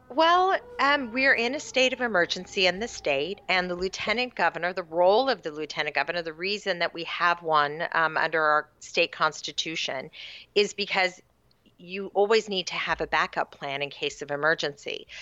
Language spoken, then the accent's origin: English; Sacramento, California, United States; I grew up, uh, out in what was then a very rural part of Sacramento County